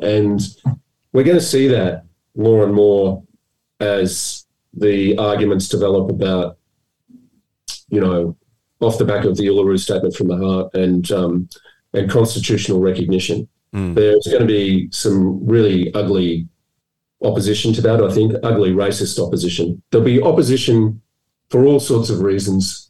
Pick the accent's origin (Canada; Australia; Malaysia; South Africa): Australia; Melbourne, Victoria; I was brought up in Melbourne